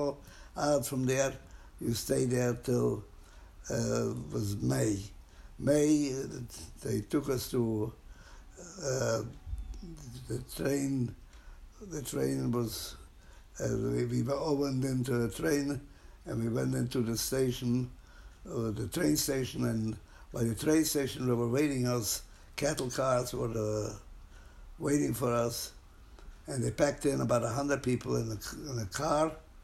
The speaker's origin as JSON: {"language": "English", "country": "Hungary", "moved": "yes", "said": "I am from Hungary"}